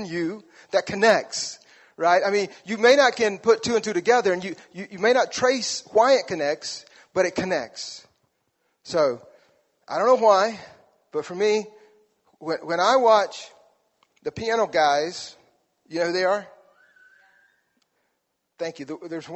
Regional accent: South Alabama, United States; moved away; I grew up in South Alabama, which means we did not have hockey

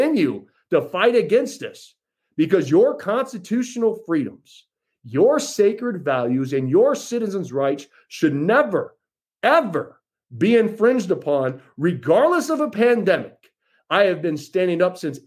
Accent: United States; as an American

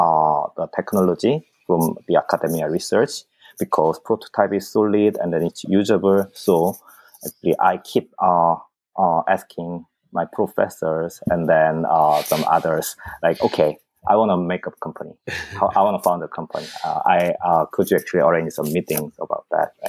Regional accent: South Korea; moved away; I'm originally from South Korea.

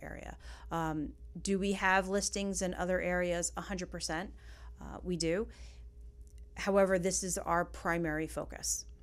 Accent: New York, United States; now in Florida, United States; We're from New York

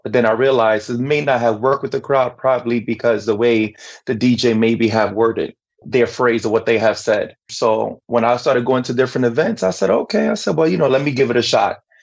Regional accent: New York City, New York, United States; I'm from Brooklyn, New York. My background though is Dominican, both parents

